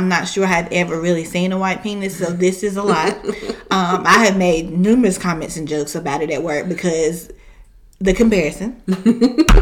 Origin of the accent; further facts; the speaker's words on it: the South, United States; We were raised in the South